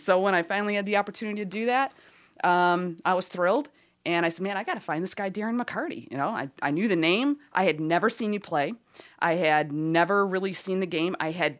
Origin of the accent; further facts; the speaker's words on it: Detroit, Michigan, United States; I'm from Detroit.